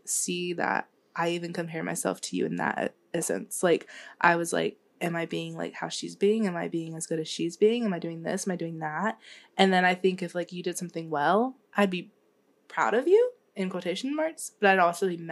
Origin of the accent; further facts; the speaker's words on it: Charlotte, North Carolina, United States; I'm from Charlotte